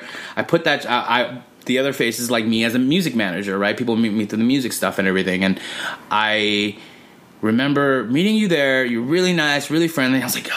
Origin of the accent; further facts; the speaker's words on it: Los Angeles, California, United States; Born and raised in Los Angeles, California.